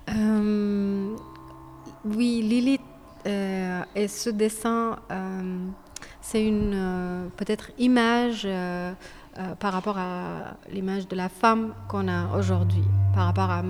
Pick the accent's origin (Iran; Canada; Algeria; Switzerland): Iran; French is a second language; now in France; ça fait quelques années que je suis sortie d'Iran et euh, donc je me suis détachée. Et je fais plus de la peinture. depuis que je suis venue en France, j'ai orienté mon travail vers d'autres dimensions